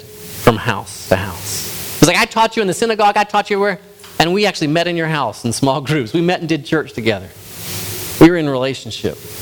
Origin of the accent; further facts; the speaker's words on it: United States; As an American Westerner